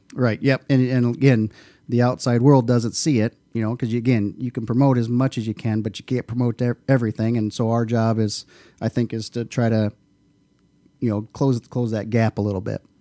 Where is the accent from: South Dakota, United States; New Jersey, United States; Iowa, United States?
Iowa, United States; Dike; also born or lived in New Hartford, Iowa; I grew up right out here in Dyke, New Hartford.